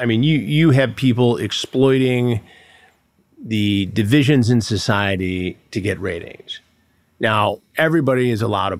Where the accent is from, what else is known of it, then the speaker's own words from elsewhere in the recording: Detroit, Michigan, United States; And you know, I grew up in the Detroit area, so we all knew how to fight.